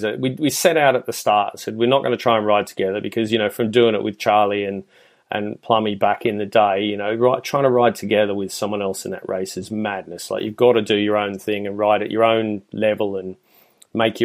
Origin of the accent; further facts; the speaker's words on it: Australia; moved away; I'm originally Australian